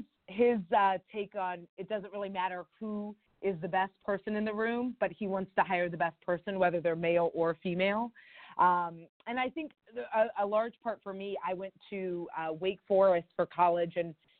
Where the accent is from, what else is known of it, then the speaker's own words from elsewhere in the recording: South Carolina, United States; I'm originally from South Carolina, and, you know, grew up in a primary state